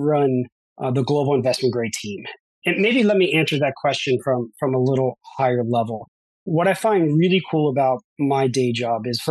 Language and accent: English; Baltimore, Maryland, United States; also born or lived in New York; I grew up in Baltimore, Maryland